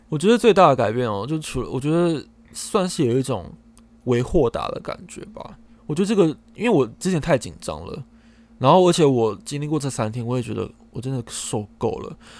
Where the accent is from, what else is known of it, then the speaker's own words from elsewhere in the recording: Taichung, Taiwan; 因为我是台中人嘛